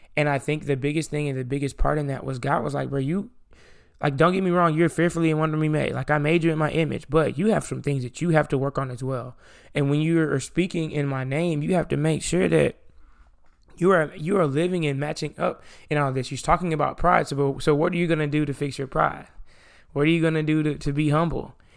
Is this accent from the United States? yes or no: yes; the South, United States; I'm from the South